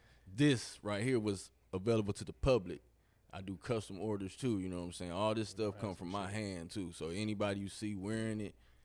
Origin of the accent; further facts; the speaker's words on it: Milwaukee, Wisconsin, United States; I'm from Milwaukee, Wisconsin. But I've been here most of my life though. But I'm from Milwaukee.